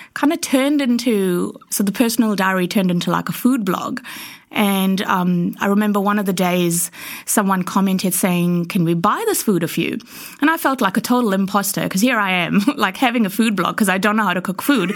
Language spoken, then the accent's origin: English; India; as an Indian growing up